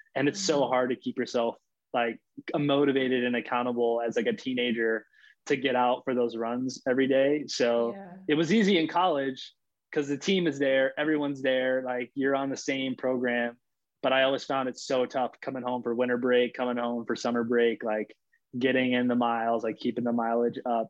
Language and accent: English; Los Angeles, California, United States; also born or lived in Florida; I'm actually from LA. So I'm born and raised in Los Angeles